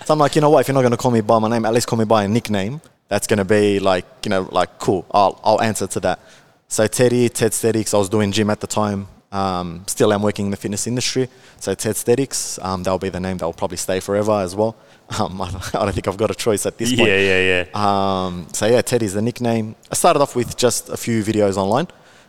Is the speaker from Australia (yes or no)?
yes; Melbourne, Victoria, Australia; I am from Melbourne. There is a very big misconception that I'm from Sydney. However, I'm not. I'm from Melbourne, the north side of Melbourne.